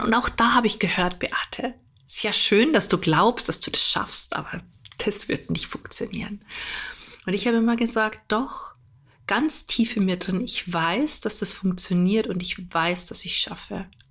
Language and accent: German; Germany; bei uns in Deutschland